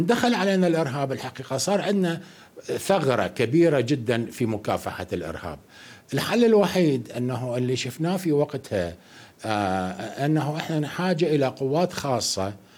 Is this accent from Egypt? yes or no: no; Iraq; عندنا في العراق